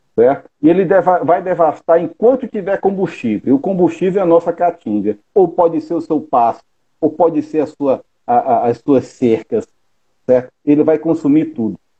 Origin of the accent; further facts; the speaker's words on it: Fortaleza, Ceará, Brazil; also born or lived in Paraíba; sou natural de Fortaleza